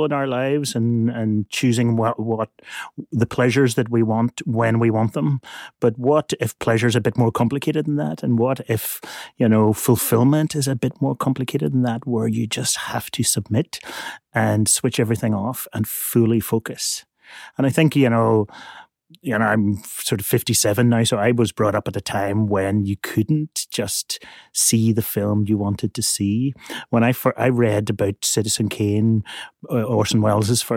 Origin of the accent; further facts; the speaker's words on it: Belfast, Northern Ireland, United Kingdom; I grew up in Belfast in Northern Ireland